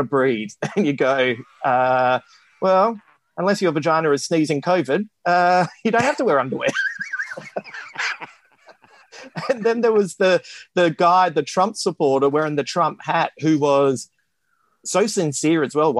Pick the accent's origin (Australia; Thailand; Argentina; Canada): Australia; Adelaide, South Australia; my hometown of Adelaide